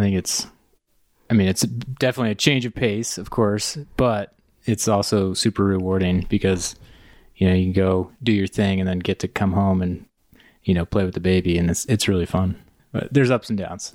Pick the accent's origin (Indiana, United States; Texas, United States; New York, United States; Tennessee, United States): Indiana, United States; moved away as an adult; I grew up in Indiana